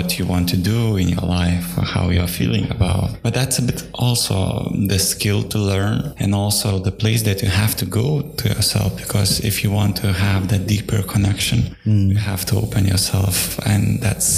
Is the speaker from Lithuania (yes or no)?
yes; Lithuania; English is a second language; with Gabriela, we are from Lithuania